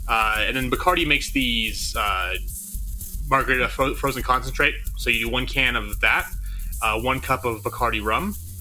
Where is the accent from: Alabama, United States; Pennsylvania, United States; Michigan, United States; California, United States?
California, United States; Southern; also born or lived in Utah; now in Salt Lake City, United States; I grew up in Southern California